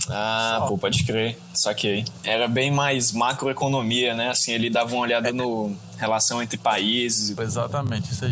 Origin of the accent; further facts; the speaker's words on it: Parnaíba, Piauí, Brazil; also born or lived in Brasília; eu fiz o fundamental e o ensino médio e o superior em Parnaíba, faço engenharia civil na Nassau.